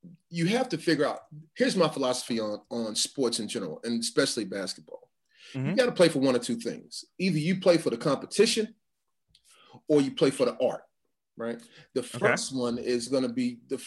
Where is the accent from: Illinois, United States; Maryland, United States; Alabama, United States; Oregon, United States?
Illinois, United States; Chicago; I'm a Chicago kid, man. Chicago's a tough place